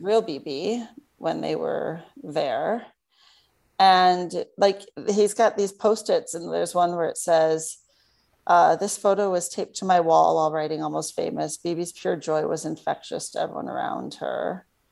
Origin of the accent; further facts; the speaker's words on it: Troy, Michigan, United States; straight out of Troy, Michigan. That is where that is my truly my hometown.